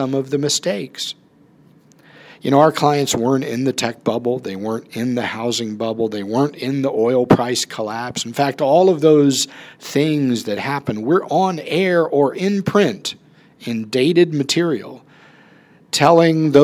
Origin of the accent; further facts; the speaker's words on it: Charleston, United States; moved away as an adult; also born or lived in Atlanta, Georgia; I grew up in Charleston